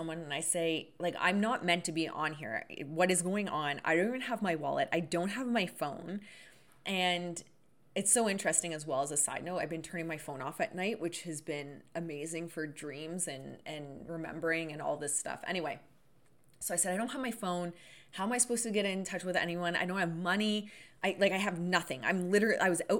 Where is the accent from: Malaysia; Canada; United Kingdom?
Canada; now in Sudbury, Canada; I'm Canadian.